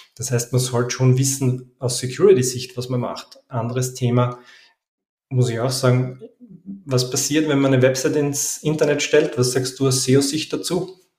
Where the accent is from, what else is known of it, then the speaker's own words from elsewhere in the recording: Vienna, Austria; Ich komme aus Wien